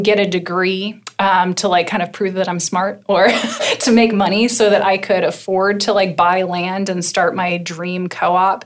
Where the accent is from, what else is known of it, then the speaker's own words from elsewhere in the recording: Wichita, Kansas, United States; I grew up in Wichita, Kansas